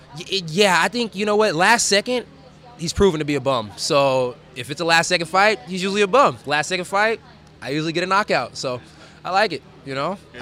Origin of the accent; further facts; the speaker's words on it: California, United States; now in Fort Worth, United States; I'm, I'm stationed out of Fort Worth, Texas right now, even though I'm from California